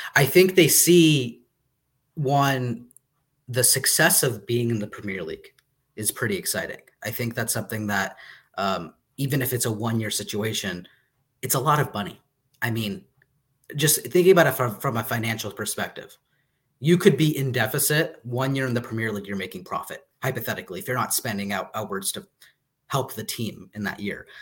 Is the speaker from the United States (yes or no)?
yes; United States; I'm an American